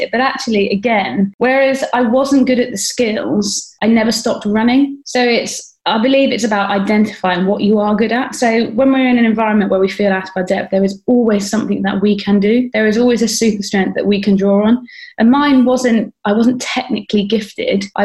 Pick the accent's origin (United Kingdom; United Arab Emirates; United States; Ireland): United Kingdom; there was a real sense of pride as a British athlete that you know, we'd put this on.